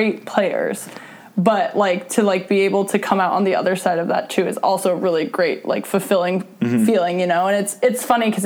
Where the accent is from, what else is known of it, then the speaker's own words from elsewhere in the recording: Seattle, Washington, United States; now in Hermosa Beach, United States; in Seattle, because, like, that was my hometown